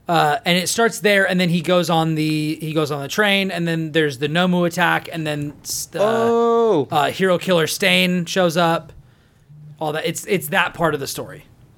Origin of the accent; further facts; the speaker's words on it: California, United States; I don't know. I'm a Californian, so I wouldn't be able to tell you about that.